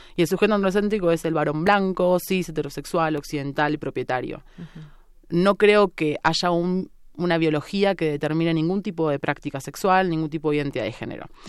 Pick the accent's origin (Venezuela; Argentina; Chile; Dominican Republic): Argentina; Avellaneda, Buenos Aires Province; moved away as an adult; now in Mexico City, Mexico; provincia de Buenos Aires. Hago una distinción, no soy porteña, es muy importante. Soy de la periferia, digamos, El conurbano bonaerense.